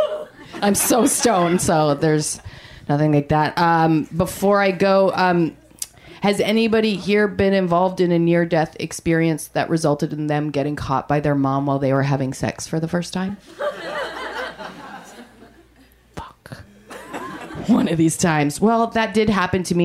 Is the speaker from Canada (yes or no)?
yes; Canada; I am Canadian